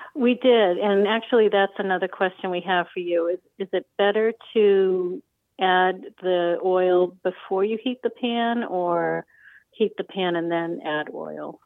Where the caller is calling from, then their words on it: Warwick, Rhode Island, United States; I'm calling from Warwick, Rhode Island.